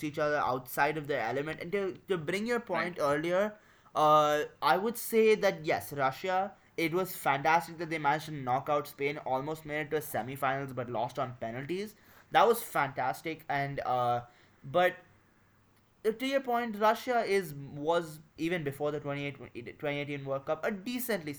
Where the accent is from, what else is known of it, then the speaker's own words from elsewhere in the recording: India; we're both from India, me and Adi